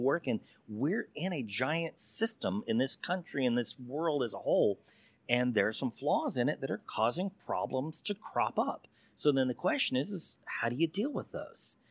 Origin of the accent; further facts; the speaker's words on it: Texas, United States; I'm that Texas good old boy